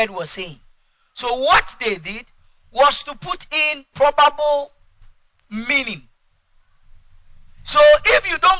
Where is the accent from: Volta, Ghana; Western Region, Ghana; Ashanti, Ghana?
Ashanti, Ghana; English is a second language; I'm an Ashanti from the Ashanti tribe